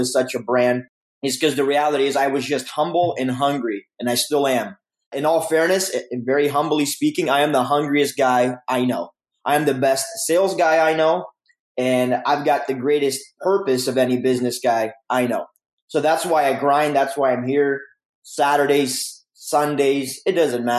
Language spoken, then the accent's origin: English; Romania; now in Canada; I come from Romania, a communist country. So coming to Canada was like a huge blessing for our family.